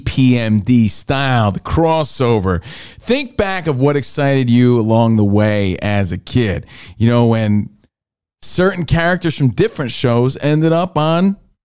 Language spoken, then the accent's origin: English; East Coast, United States; Wrestling was very regional. Growing up on the East Coast, one just felt way more superior than the others.